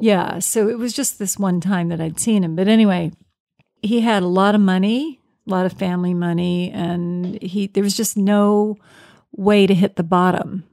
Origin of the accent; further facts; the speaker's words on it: Virginia, United States; I'm from Virginia, and this was down in Richmond.